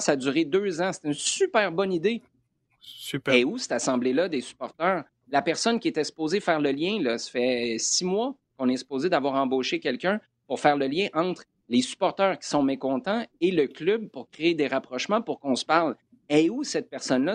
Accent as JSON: {"language": "French", "town": "Quebec City", "region": "Quebec", "country": "Canada", "tie": "born or raised there", "said": "je suis né à Limoilou, là en ville à Québec."}